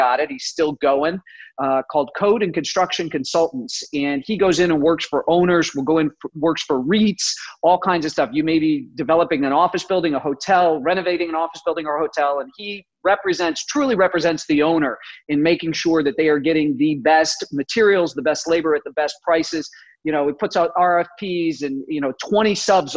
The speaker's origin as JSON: {"language": "English", "town": "Chicago", "region": "Illinois", "country": "United States", "tie": "born or raised there", "said": "I grew up in Chicago."}